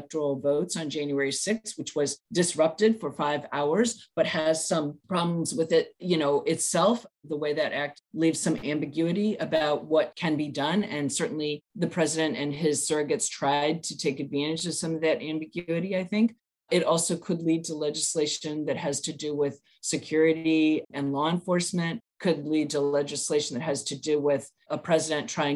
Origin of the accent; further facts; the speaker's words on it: St. Louis, Missouri, United States; moved away; I'm from the Midwest. I'm from Missouri, St. Louis area originally